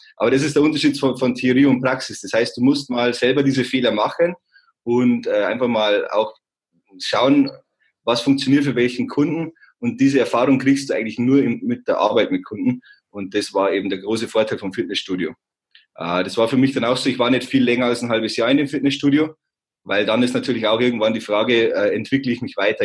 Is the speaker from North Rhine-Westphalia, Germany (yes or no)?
no; Simbach am Inn, on the Austrian border, Bavaria, Germany; moved away as an adult; also born or lived in Landshut; now in Munich, Germany; ich bin aufgewachsen im beschaulichen Zimmer am Inn, das ist an der Grenze zu Österreich, das ist ganz unten